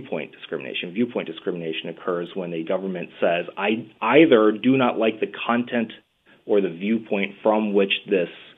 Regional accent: the American South, United States; we come from the American South

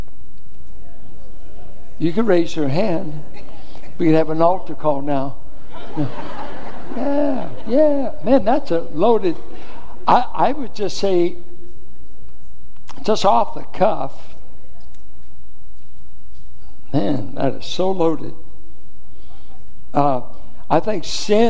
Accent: Richmond, California, United States; I grew up in Richmond schools in the Iron Triangle

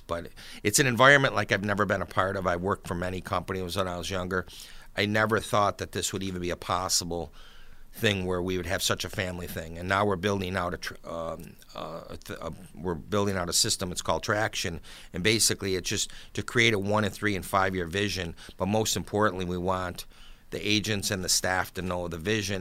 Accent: Buffalo, New York, United States; now in Hamburg, New York, United States; I grew up in South Buffalo, right off of Seneca Street, and, uh, lived there for, until I was about thirty years old. Then I moved out to Hamburg

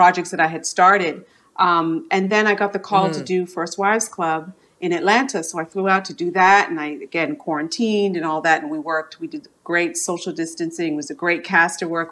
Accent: Toronto, Ontario, Canada; born or raised there

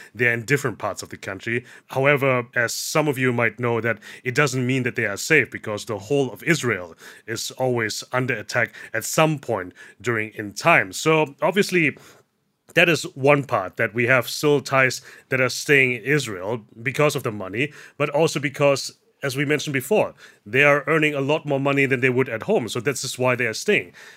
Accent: Germany; now in Thailand; I was born and raised in Germany.

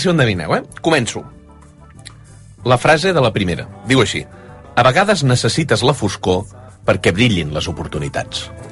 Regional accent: Valls, Catalonia, Spain; moved away; jo sóc de poble, eh, també. Vull dir que jo sóc de Valls, que és un poble gran, una ciutat petita.

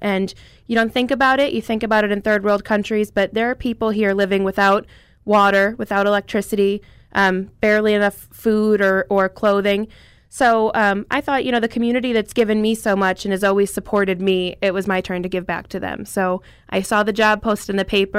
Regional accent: Dunmore, Pennsylvania, United States; I'm from Dunmore, um, big family

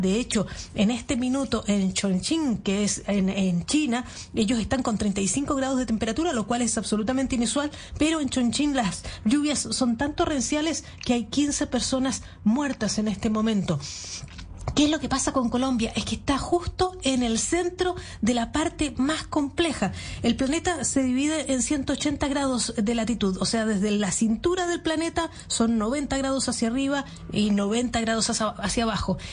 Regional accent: Chile; como chilenas

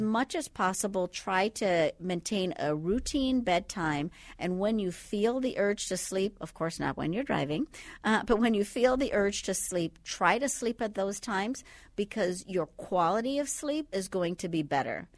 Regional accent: Andros, Bahamas; now in Twin Cities, United States; I'm from the Bahamas. You can't quite tell by the accent right now, but originally from the Bahamas. So Andros is actually the largest island in the uh, Bahamas

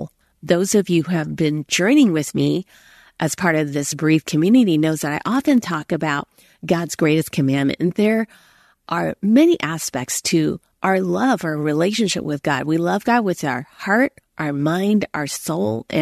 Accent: United States; also born or lived in Hong Kong; I was born in America

